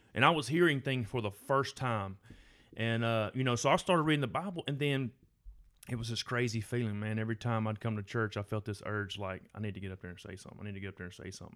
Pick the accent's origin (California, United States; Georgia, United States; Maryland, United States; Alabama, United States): Alabama, United States; Gardendale First Baptist; I grew up in Garnell First Baptist